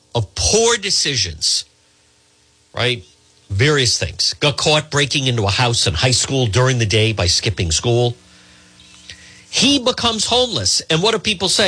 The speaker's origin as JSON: {"language": "English", "town": "Cranston", "region": "Rhode Island", "country": "United States", "tie": "born or raised there", "said": "growing up in Edgewood."}